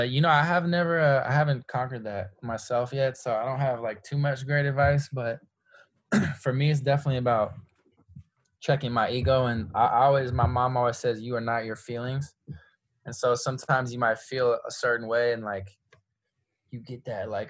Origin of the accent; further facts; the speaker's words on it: San Francisco, California, United States; moved away as an adult; now in Los Angeles, United States; I come from San Francisco, extremely liberal, extremely progressive. I was raised, you know, in a culture that values equality above all else